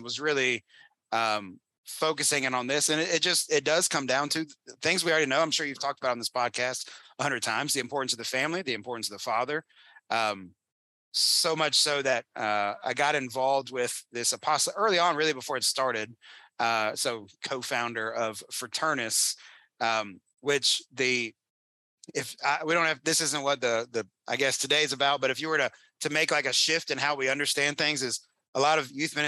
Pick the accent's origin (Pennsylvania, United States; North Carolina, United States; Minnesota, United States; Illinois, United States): North Carolina, United States; I grew up in North Carolina. It's my home state